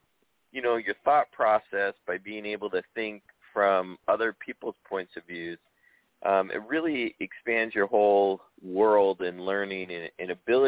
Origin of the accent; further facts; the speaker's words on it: Southern California, United States; You know, I'm a native Californian, you know, born and raised in Southern California.